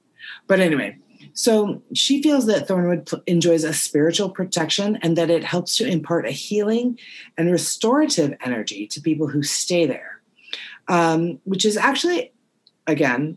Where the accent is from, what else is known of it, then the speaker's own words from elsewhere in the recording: Payson, United States; Payson is my hometown. Hello, I come from a family of cowboys